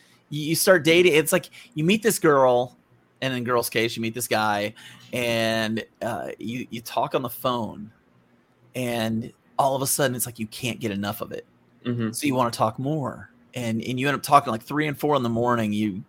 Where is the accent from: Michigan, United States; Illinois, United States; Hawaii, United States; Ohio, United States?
Ohio, United States; Northern; also born or lived in upstate New York / Wisconsin; now in Kentucky, United States; I grew up in upstate New York in Northern Ohio, and Christianity there wasn't as socially normal as it is here in Kentucky.